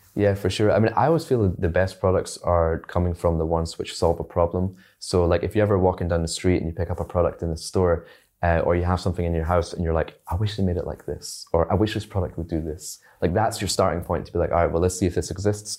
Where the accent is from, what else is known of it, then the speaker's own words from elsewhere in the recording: Scotland, United Kingdom; also born or lived in China; I grew up in Scotland